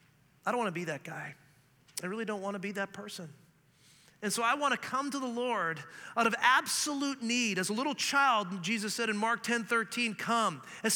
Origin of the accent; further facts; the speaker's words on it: Canada; also born or lived in Scotland; I mean, I'm a Canadian who grew up learning French, who's actually from Scotland.